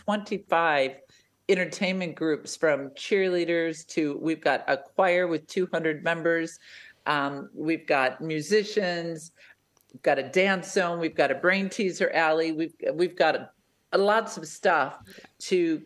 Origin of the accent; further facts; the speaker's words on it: United States; accent: American; now in Australia; You can tell my accent, we're an American family